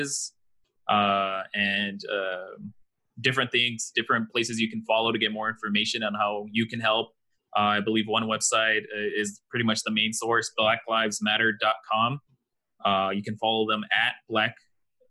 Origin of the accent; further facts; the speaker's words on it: El Paso, Texas, United States; We grew up in El Paso, Texas. Me and you are Mexican, Julian.